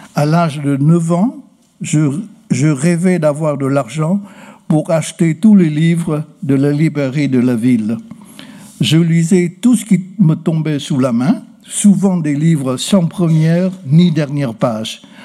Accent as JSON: {"language": "French", "area": "Ha Tay", "region": "Hanoi", "country": "Vietnam", "tie": "born or raised there", "also_born_or_lived": "Quang Ninh", "said": "Je suis né à Quang Ninh, où se trouve la célèbre baie de Ha mais je rendis à Hatay désormais une partie de Hanoï"}